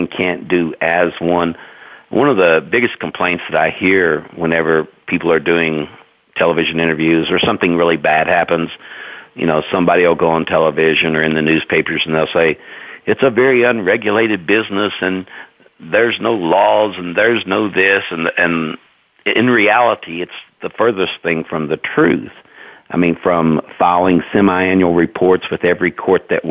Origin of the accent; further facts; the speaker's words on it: Knoxville, Tennessee, United States; I'm a native East Tennessean. I was born and raised here in Knoxville